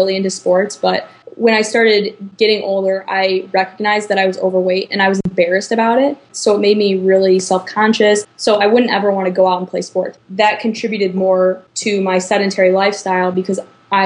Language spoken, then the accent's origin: English; Chicago, Illinois, United States; moved away as an adult; now in Iowa City, United States; I'm from the Chicago suburbs, but I currently live in Iowa City going to school at the University of Iowa.